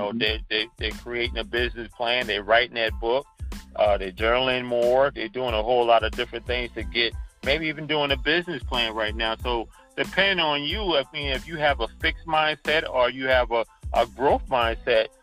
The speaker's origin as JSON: {"language": "English", "town": "Charleston", "region": "South Carolina", "country": "United States", "tie": "born or raised there", "also_born_or_lived": "New York", "moved": "as an adult", "said": "growing up in Charleston in the 60s and 70s and 80s"}